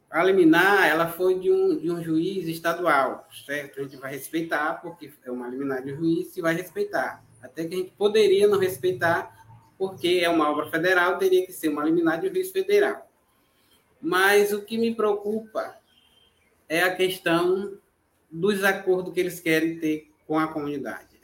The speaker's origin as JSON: {"language": "Portuguese", "country": "Brazil", "said": "Eu sou do Quilombo Santa Helena, território Mongibelo."}